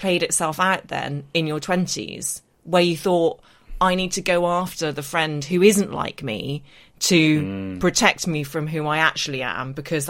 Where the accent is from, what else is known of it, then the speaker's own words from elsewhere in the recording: Northern Ireland, United Kingdom; accent: English; I have an English accent. I was growing up in Northern Ireland, went to secondary school in Belfast, didn't fit